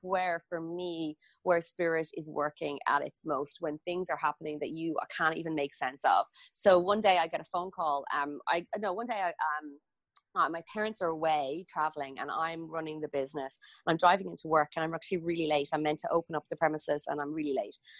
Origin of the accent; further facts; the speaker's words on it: Ireland; I grew up in Ireland